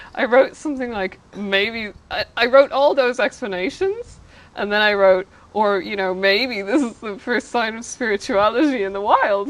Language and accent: English; Ireland; growing up in Ireland